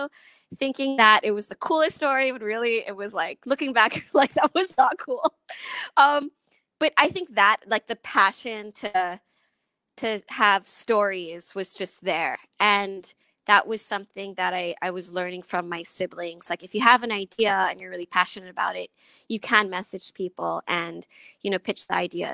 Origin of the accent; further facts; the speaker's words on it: Philippines; also born or lived in Long Beach, California, United States; I was born in Long Beach, California, and I moved to the Philippines when I was young.